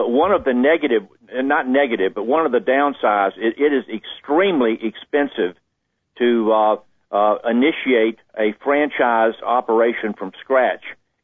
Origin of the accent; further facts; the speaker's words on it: Jacksonville, Florida, United States; I grew up in Jacksonville, Florida